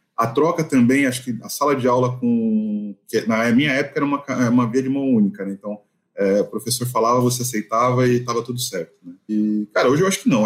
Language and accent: Portuguese; São Paulo, Brazil; sou paulistano, moro em São Paulo.